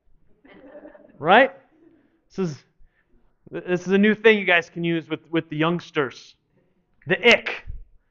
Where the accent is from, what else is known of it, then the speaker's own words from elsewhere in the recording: United States; us as American Christians who live in this time